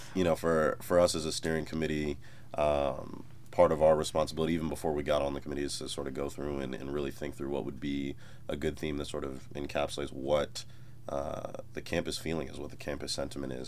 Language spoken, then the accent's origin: English; Madison, Wisconsin, United States; moved away as an adult; now in Columbia, United States; I'm originally from Madison, Wisconsin, so I'm from a place where homecoming's just a day.